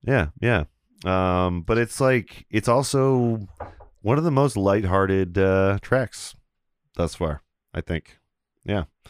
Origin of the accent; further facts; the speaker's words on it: Beloit, Wisconsin, United States; the kids I grew up with in Beloit